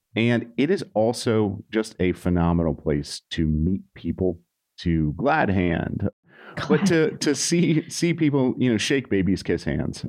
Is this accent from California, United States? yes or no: no; Nashville, Tennessee, United States; moved away; I'm from Nashville